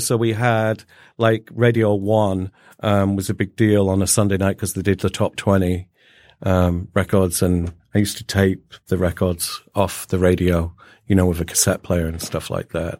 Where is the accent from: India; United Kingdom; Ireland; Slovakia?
United Kingdom; Little Lever, North West England; now in United States; I was born up north near Manchester, a place called Little Lever, which is outside of Bolton